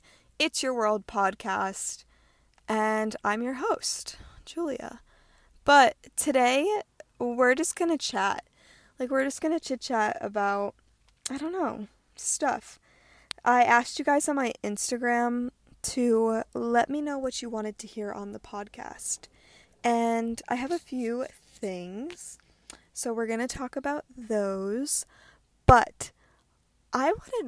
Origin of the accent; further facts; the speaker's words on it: Rhode Island, United States; moved away as an adult; also born or lived in Hawaii; I am born and raised in Rhode Island, the smallest state in the United States.